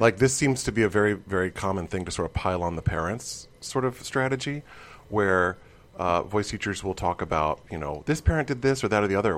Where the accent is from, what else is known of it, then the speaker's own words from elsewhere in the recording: Midwest, United States; I grew up in the Midwest